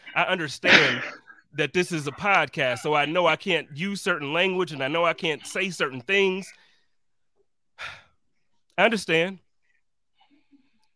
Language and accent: English; Buffalo, New York, United States; I'm from Buffalo, but I don't talk like this